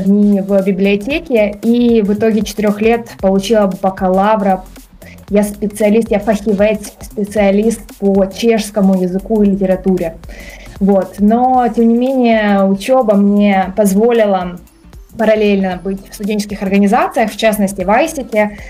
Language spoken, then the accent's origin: Russian; Kyiv, Ukraine; я вообще сама из Киева, из Украины.